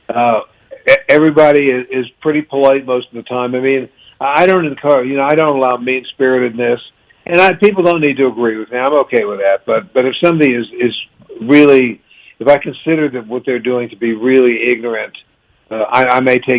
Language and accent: English; Washington, District of Columbia, United States; moved away; I'm from Washington, D.C.